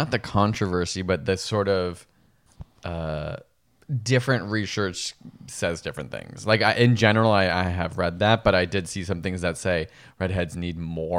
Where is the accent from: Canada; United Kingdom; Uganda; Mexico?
Canada; Guelph, Ontario; In my hometown of Guelph, we would say Edinburgh.